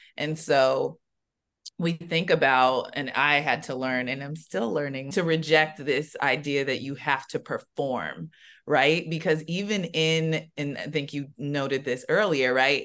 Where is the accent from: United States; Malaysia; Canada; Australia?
United States; San Diego, California; I'm from San Diego